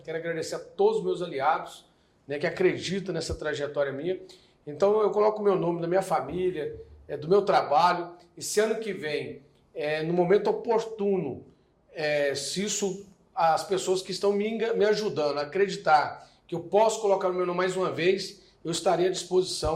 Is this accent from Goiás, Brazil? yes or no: yes; Goiânia, Goiás, Brazil; Eu, particularmente, nasci em Goiânia